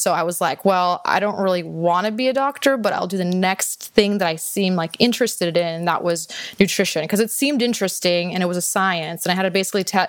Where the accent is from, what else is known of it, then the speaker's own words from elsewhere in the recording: Houston, Texas, United States; also born or lived in Austin, Texas; I was born and raised in Houston, Texas.